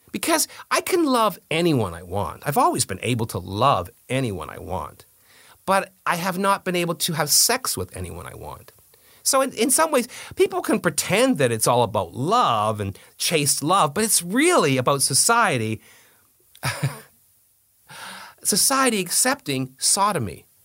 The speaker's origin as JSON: {"language": "English", "country": "Canada", "said": "We're the ones in trouble. It's the Anglos that are in trouble"}